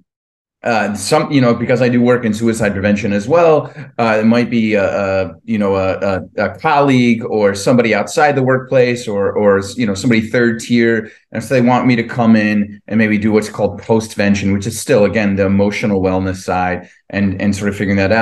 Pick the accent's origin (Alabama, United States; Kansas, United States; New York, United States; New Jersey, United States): New Jersey, United States; I grew up in Jersey